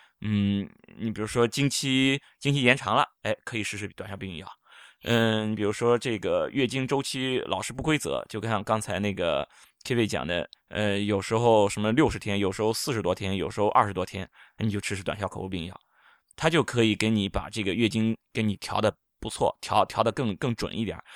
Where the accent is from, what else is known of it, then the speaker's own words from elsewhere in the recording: China; 我们中医有很多这种调经的药啊，博大精深，我们中国人都是受益匪浅。